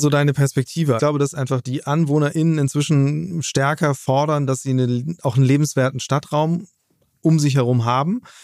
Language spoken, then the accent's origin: German; Hamburg, Germany; meine Heimatstadt Hamburg